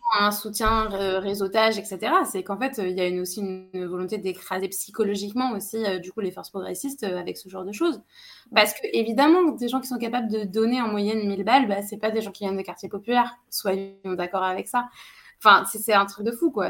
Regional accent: Saint-Pierre-des-Corps, Centre-Val de Loire, France; moi j'ai grandi à Saint-Pierre-des-Corps

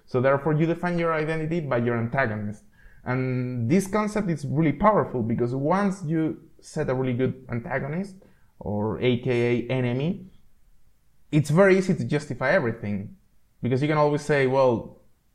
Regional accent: Spain; moved away as an adult; now in Czech Republic; I am Spanish. I am from Spain. But I never thought about my Spanish hood when I was living in Spain. The first time I thought about my Spanish hood is when I emigrated to Czech Republic.

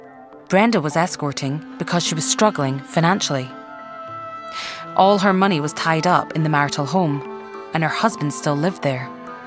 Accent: Aberdeenshire, Scotland, United Kingdom; I'm from Aberdeenshire

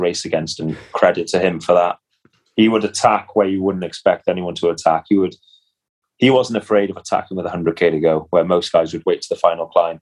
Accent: Cardiff, Wales, United Kingdom; my hometown is Cardiff

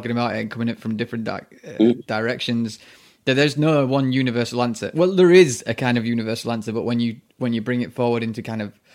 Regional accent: United Kingdom; I'm white from Britain

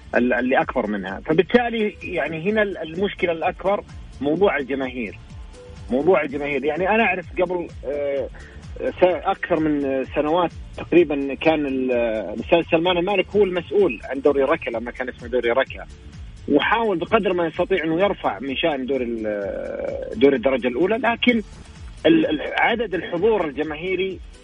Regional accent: Saudi Arabia; عندنا في السعودية

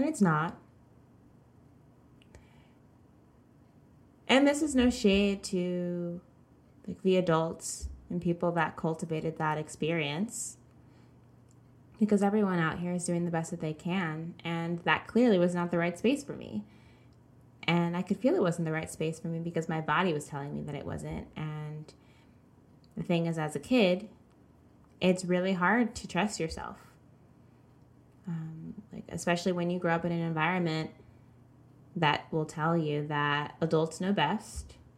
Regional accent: the South, United States; I grew up in the South

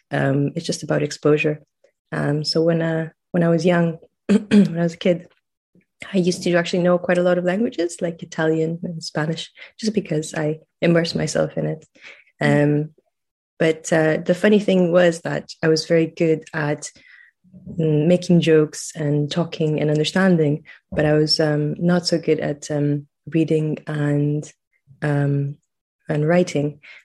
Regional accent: Romania; accent: a mix; English is a second language; moved away as an adult; now in Scotland, United Kingdom; So I'm from Romania, and I live in Scotland now, and I came to Scotland 10 years ago. So my accent is a bit of a mix. And the way that I learned English was in Romania. I grew up right after the revolution

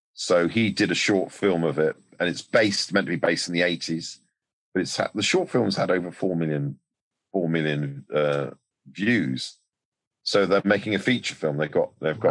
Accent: United Kingdom; we're a nation of piss takers

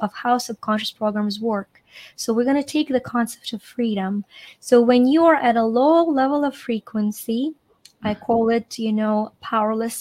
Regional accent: Ukraine; now in United States; I'm Ukrainian. And, I grew up in Ukraine.

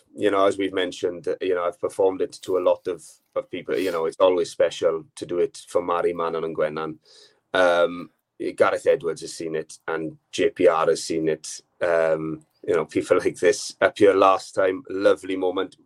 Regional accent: Swansea Valley, Wales, United Kingdom; I'm from the Swansea Valley

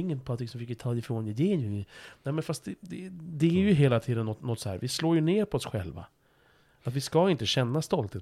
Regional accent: Stockholm, Stockholm County, Sweden; jag är ju liksom född stockholmare

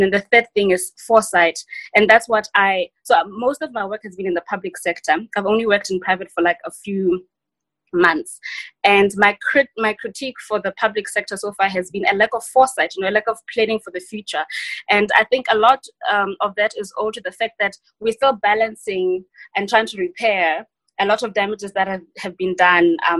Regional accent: South Africa; also born or lived in Western Cape / KwaZulu-Natal; as a South African in post-democratic South Africa

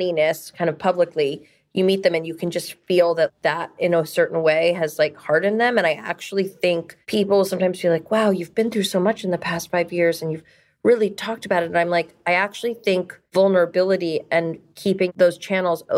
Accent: New York, United States; also born or lived in Ohio; cab drivers have always asked me in New York, where are you from? And when I say New York

